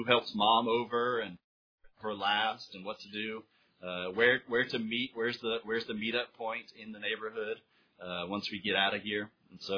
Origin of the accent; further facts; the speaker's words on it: United States; moved away as an adult; now in Honduras; As an American citizen living abroad